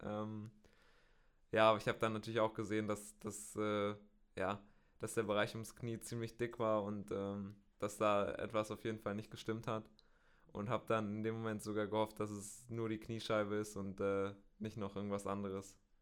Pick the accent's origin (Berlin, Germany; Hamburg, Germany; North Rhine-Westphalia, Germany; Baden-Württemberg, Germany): North Rhine-Westphalia, Germany; Bielefeld; Ich komme aus äh, Bielefeld in, in Nordrhein-Westfalen